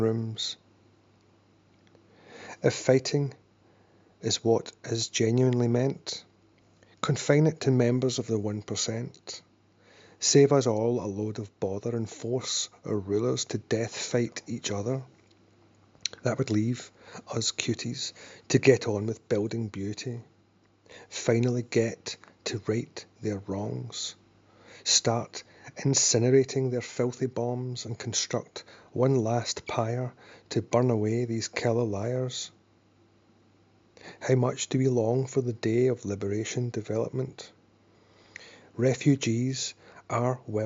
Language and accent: English; Glasgow, Scotland, United Kingdom; I'm from Glasgow.